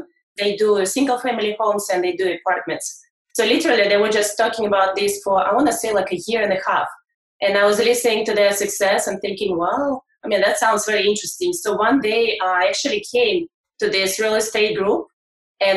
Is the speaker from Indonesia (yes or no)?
no; Russia; moved away as an adult; I'm coming from Russia over 10 years ago